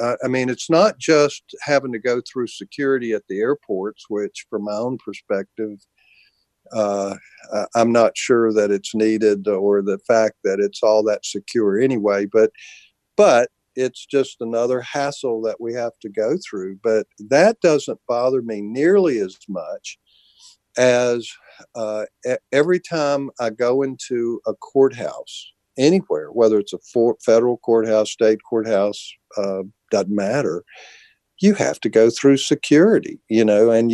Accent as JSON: {"language": "English", "country": "United States", "said": "as an American"}